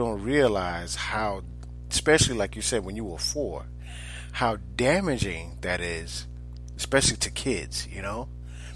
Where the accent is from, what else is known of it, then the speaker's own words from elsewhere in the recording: New York, United States; now in Orlando, United States; I grew up in New York